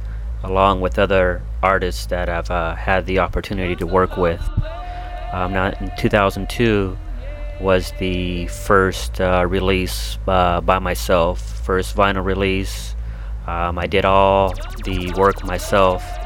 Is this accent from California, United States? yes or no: yes; Palmdale, California, United States; moved away as an adult; now in Anaheim, United States; I'm originally from Palmdale. It's a town outside